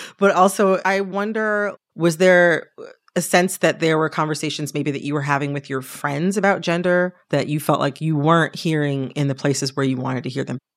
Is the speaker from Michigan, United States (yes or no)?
yes; Detroit, Michigan, United States; moved away as an adult; also born or lived in Washington, D.C.; I'm from the Detroit area.